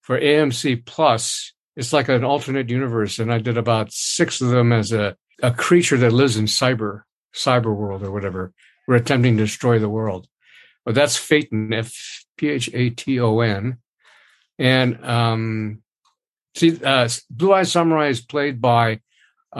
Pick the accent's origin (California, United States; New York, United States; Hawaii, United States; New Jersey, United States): Hawaii, United States; Honolulu; I was born and raised in Honolulu, Hawaii